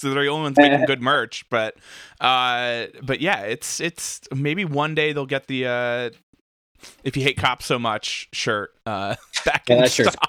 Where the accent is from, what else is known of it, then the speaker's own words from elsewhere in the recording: outside of Trenton, New Jersey, United States; now in Jersey City, United States; I grew up outside of Trenton.